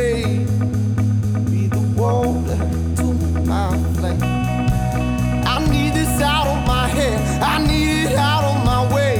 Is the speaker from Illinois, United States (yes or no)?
yes; Schaumburg, Illinois, United States; moved away; also born or lived in Milwaukee; I'm from Schaumburg. Well, I go to school in Milwaukee